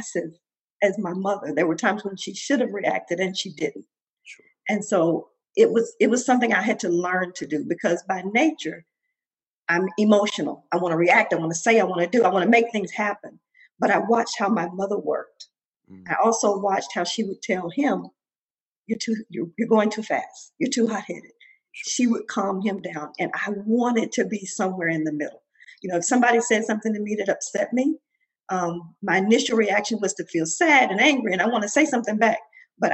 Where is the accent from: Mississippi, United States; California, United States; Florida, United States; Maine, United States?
Mississippi, United States; growing up in Mississippi